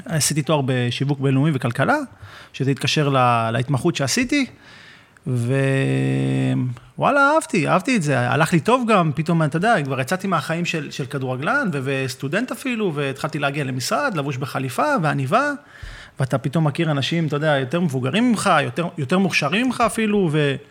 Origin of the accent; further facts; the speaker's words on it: Hadera, Haifa District, Israel; also born or lived in Kfar Saba; מהפועל חדרה, שמשם אני במקור